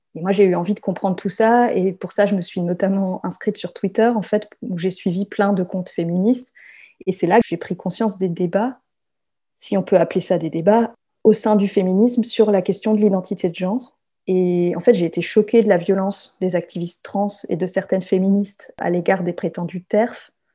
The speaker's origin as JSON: {"language": "French", "country": "France", "also_born_or_lived": "south-west France", "said": "Je suis française"}